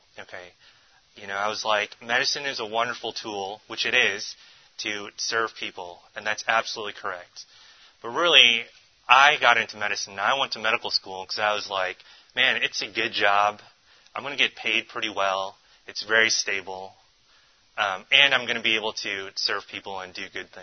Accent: the D.C. area, Virginia, United States; now in Tulsa, United States; I grew up on the East Coast. I'm originally from Virginia, the D.C. area

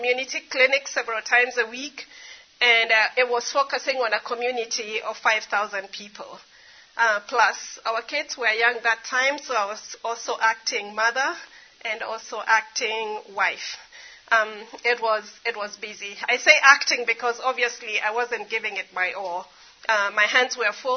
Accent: Kenya; I grew up in Kenya.

